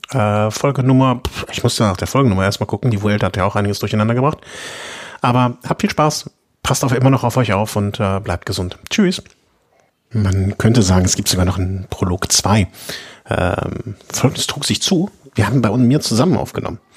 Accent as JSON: {"language": "German", "town": "Cologne", "region": "North Rhine-Westphalia", "country": "Germany", "said": "Als Kölner kann ich dazu natürlich so sagen, ist Düsseldorf immer ein Abenteuer"}